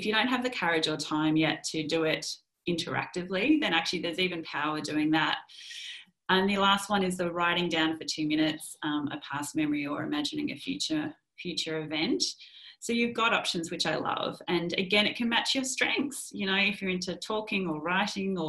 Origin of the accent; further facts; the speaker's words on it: Melbourne, Victoria, Australia; also born or lived in London; we've just come back to our tribe, you know, let's enjoy the people who are near and dear to us in Melbourne